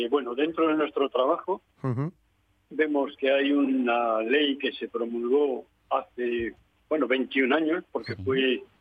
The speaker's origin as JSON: {"language": "Spanish", "region": "Galicia", "country": "Spain", "said": "yo soy gallego"}